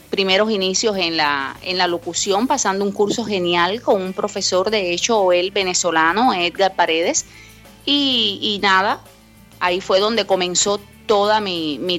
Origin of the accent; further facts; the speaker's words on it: Cuba; Y se me quedó el bombillo, como decimos a lo buen cubano, porque bueno, soy cubana.